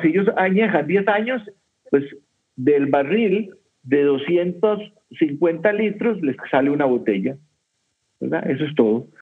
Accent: Costa Rica; aquí en mi país, en Costa Rica

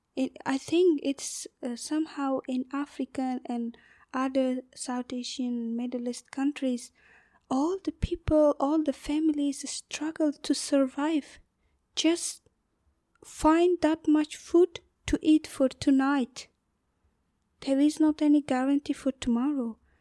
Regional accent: northern Afghanistan, Afghanistan; English is a second language; moved away as an adult; now in Ireland; I'm from the north part of Afghanistan.

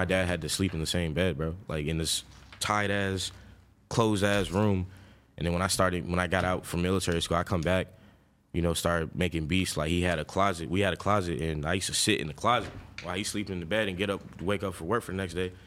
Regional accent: Lawrenceville, Georgia, United States; also born or lived in Flint, Michigan / Atlanta; I'm born in Flint, Michigan. I left Flint, Michigan when I was seven and then went straight to Lawrenceville, Georgia

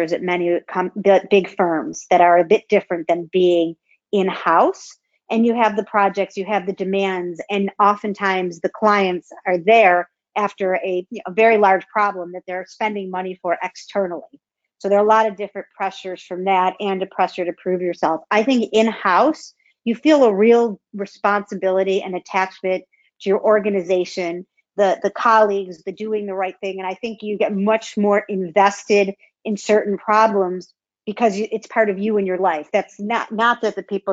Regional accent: Buffalo, New York, United States; moved away; I'm truly from Buffalo, and the Buffalo Bills are still my go-to at any time.

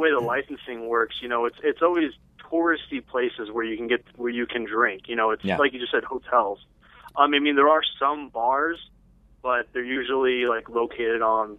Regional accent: Seattle, Washington, United States; moved away; I'm originally from Seattle.

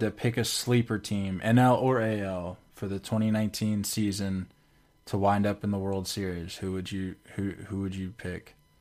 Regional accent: United States; thirty minutes from my, from my hometown

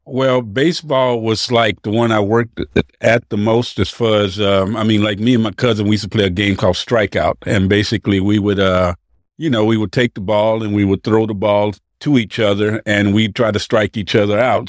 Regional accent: East Palo Alto, California, United States; also born or lived in Waco, Texas; now in Los Angeles, United States; I grew up in the Bay Area, East Palo Alto, Menlo Park

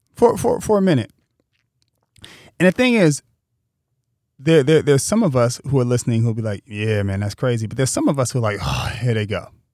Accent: Pasadena, California, United States; growing up in Pasadena, there are friends that I had that went to Poly

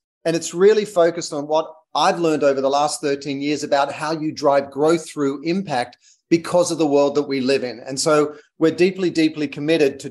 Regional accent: Australia; moved away as an adult; also born or lived in London / United States; I'm Australian, as you can hear

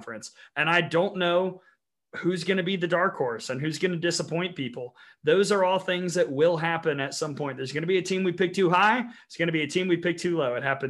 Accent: Alabama, United States; they also kind of know I'm from Alabama.

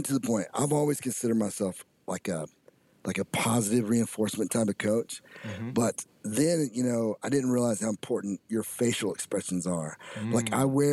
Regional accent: United States; We are Americans

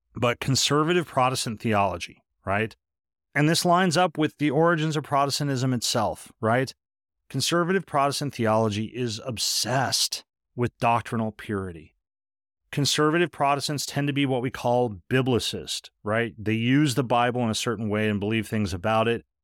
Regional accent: United States; most of us Americans

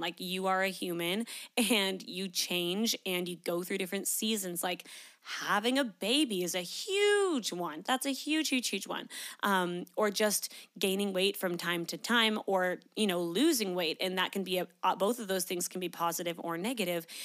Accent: Canada; moved away as an adult; now in Australia; I'm from Canada

